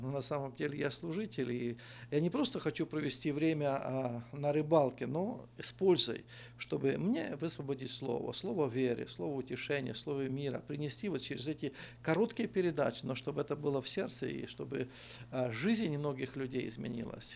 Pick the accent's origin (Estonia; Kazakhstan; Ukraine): Ukraine; Ternopil Oblast; moved away as an adult; now in Volgograd, Russia; я родился на Украине, есть город такой Тернополь, в Тернопольской области, село Иванковцы